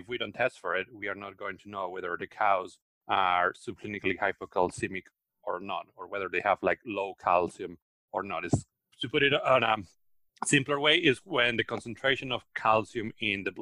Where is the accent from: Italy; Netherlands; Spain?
Spain; moved away as an adult; also born or lived in Australia; now in United States; I'm originally from Spain, where I did my veterinary training and also my PhD